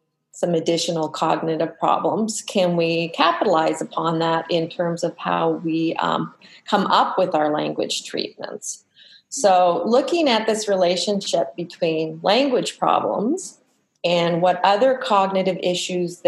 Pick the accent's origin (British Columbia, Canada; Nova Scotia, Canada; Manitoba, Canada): Manitoba, Canada; moved away; I'm from Manitoba